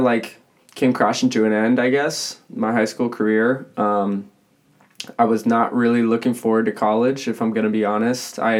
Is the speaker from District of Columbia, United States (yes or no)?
no; Sacramento, California, United States; I'm from Sacramento